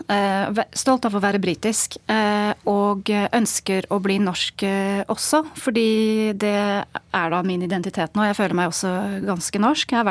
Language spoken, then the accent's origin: Norwegian; Berkshire, South East England, United Kingdom; Norwegian is a second language; moved away as an adult; also born or lived in Wolverhampton / Nottingham; now in Norway; og er født og oppvokst i England. Født i Wolverhampton, oppvokst i Berkshire.